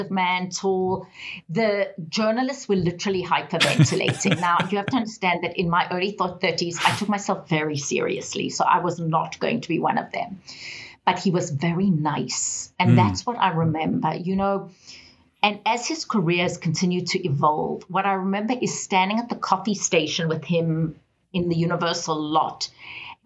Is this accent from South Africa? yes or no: yes; South Africa; moved away as an adult; now in Atlanta, United States